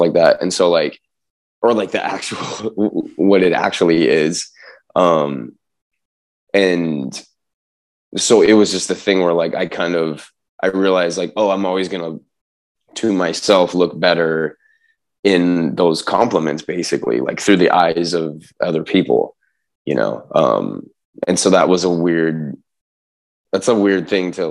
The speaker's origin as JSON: {"language": "English", "town": "San Diego", "region": "California", "country": "United States", "tie": "born or raised there", "said": "growing up in San Diego"}